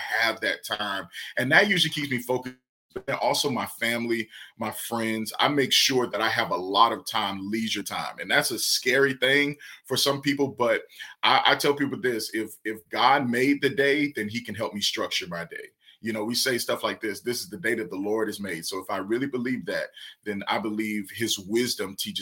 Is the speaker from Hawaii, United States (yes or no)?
no; Savannah, Georgia, United States; I'm from Savannah, Georgia, and there was this street called Whitaker Street where the pastor I grew up under